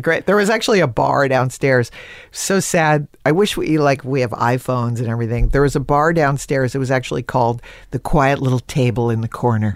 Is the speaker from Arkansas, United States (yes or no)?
no; Connecticut, United States; growing up in Connecticut